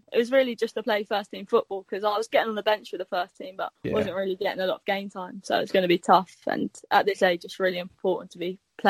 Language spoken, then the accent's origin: English; England, United Kingdom; Well, I'm English, fully English, but yep. My nan's fully Welsh